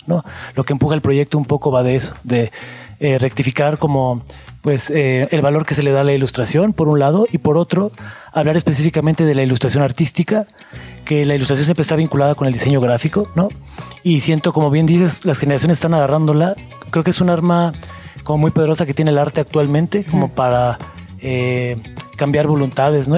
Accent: Mexico; lo que somos como mexicanos

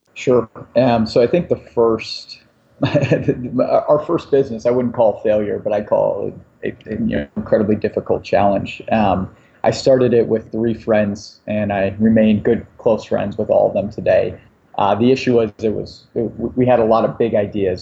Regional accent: Cleveland, Ohio, United States; I grew up in Cleveland, Ohio

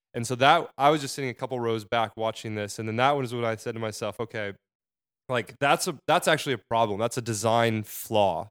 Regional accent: Arizona, United States; moved away as an adult; now in New York, United States; I'm from Arizona

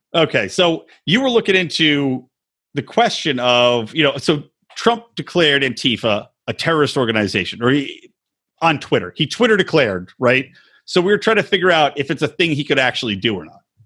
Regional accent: Philadelphia, Pennsylvania, United States; fan from Philly

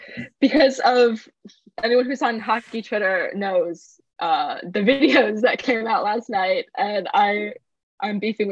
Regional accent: United States; I'm American.

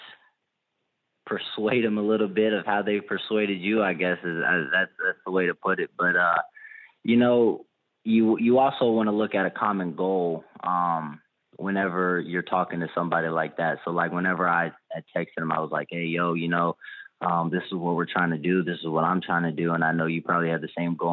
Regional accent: Louisville, Kentucky, United States; moved away as an adult; now in Oxford, United States; Louisville, which is my hometown

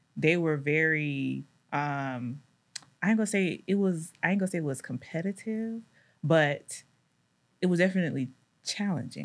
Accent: Decatur, Georgia, United States; also born or lived in Louisiana; I grew up in Decatur

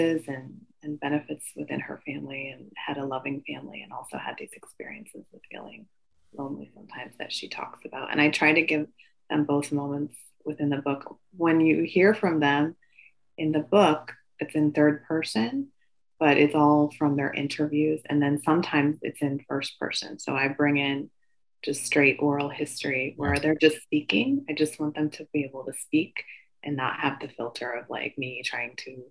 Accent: Midwest, United States; I'm familiar with being Asian American, growing up in the Midwest.

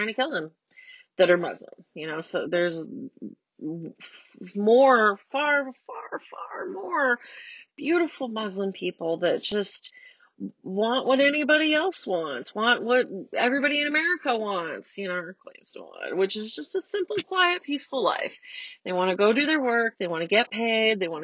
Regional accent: United States; I'm already an American

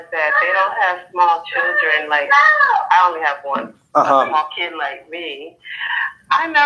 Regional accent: Florida, United States; Florida. Um, I'm also Haitian American.

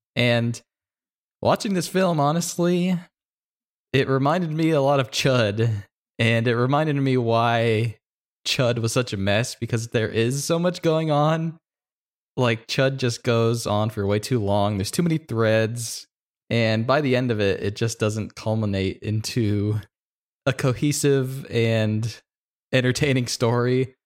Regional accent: Louisiana, United States; I grew up in Louisiana

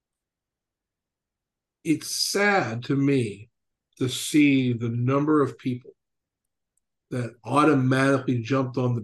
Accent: Hammond, Louisiana, United States; moved away as an adult; now in Kansas, United States; I grew up, I'm from Hammond, Louisiana. I identify with that place. It is my home, if you will, even though I've lived in Kansas longer now

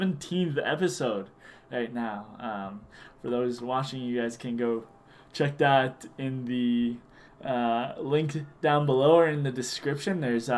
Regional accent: Regina, Saskatchewan, Canada; I'm from Regina, Saskatchewan, good old Canada.

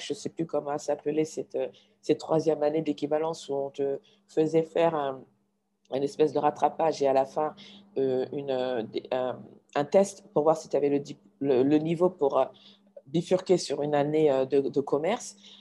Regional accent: Mali; also born or lived in United States

